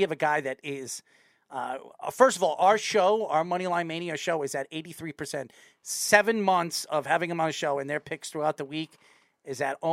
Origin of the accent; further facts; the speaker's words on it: Patchogue, New York, United States; in Patchogue from where we live over here, my hometown